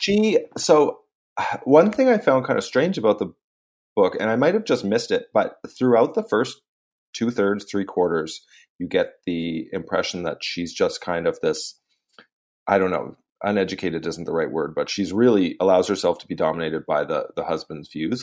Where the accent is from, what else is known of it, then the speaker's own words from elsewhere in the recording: Canada; I'm Canadian